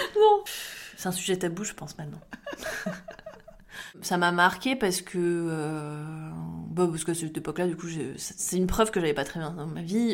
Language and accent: French; Champagne-Ardenne, Grand Est, France; now in Bordeaux, France; j'habite à Bordeaux, je travaille dans l'informatique et euh, je viens de Champagne-Ardenne